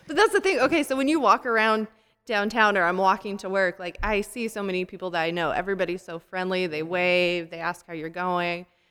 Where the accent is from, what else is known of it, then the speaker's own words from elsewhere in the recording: Colorado, United States; also born or lived in Texas; now in Wichita Falls, United States; I'm from Colorado, came to Texas, and when we lived in Colorado